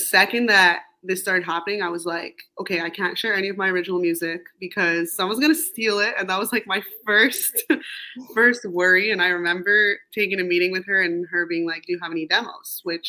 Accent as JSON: {"language": "English", "town": "Montreal", "region": "Quebec", "country": "Canada", "tie": "born or raised there", "moved": "yes", "said": "I think that it's such a beautiful city that maybe when I was there, I even took for granted now moving away"}